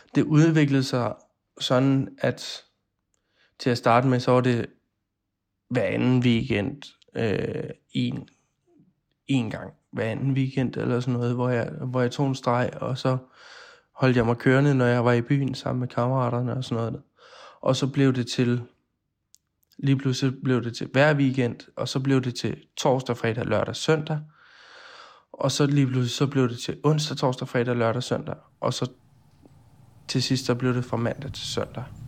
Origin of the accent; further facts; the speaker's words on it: Odense, Southern Denmark, Denmark; moved away; Jeg er oprindelig fra Odense